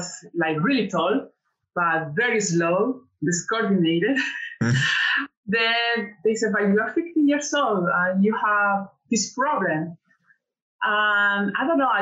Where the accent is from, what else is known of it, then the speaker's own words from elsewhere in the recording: Cali, Valle del Cauca, Colombia; English is a second language; moved away; I grew in Cali, it's the third city in Colombia.